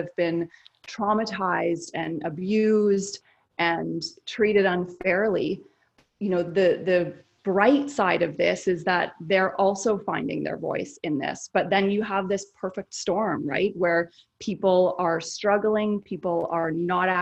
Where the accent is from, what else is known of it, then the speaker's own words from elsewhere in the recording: Canada; now in United States; I'm Canadian